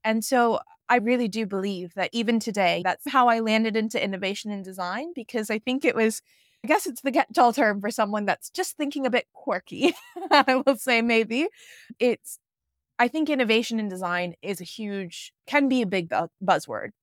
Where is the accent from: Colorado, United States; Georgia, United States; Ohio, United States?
Georgia, United States; Atlanta; moved away as an adult; also born or lived in London, United Kingdom; now in Bali, Indonesia; I was born and raised in Atlanta, Georgia, so I am American, and I grew up in, in the South